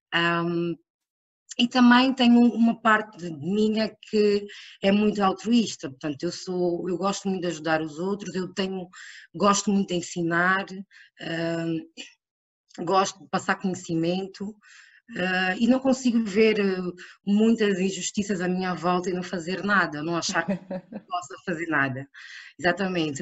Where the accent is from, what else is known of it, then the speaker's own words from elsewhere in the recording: Angola; moved away; also born or lived in Portugal; sou angolana, uh, sempre estudei em Portugal e em Angola. Uh, regressei a Angola para trabalhar